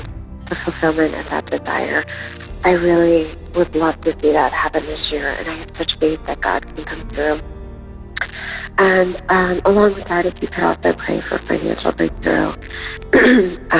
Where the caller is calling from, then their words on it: California, United States; I'm calling from California